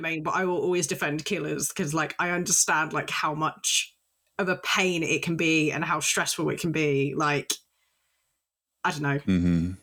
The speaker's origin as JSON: {"language": "English", "country": "United Kingdom", "said": "I'm British"}